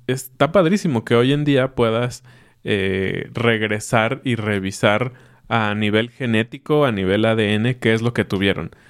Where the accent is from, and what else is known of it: Mexico